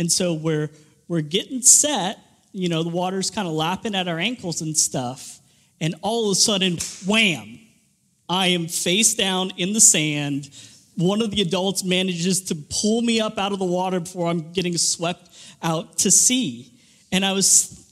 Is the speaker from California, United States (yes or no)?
yes; Southern California, United States; moved away; I grew up in Southern California, about 20 minutes from the beach